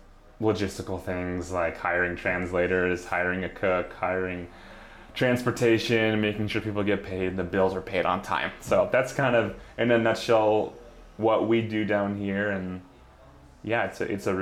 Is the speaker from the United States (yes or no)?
yes; Colorado, United States; moved away as an adult; also born or lived in Washington State; now in Seattle, United States; I was born in the U.S. and then around first grade, I moved to Colorado, and I did most of my growing up in Colorado